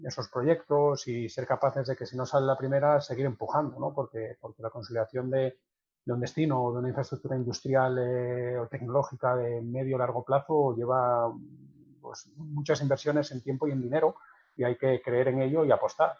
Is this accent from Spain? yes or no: yes; Sotrondio, Asturias, Spain; moved away as an adult; ser mi tierra, de además el arraigo que los asturianos tenemos por nuestra tierra